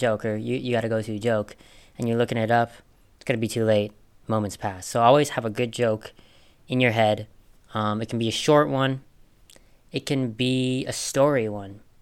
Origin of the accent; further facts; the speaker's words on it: Minnesota, United States; I grew up in Minnesota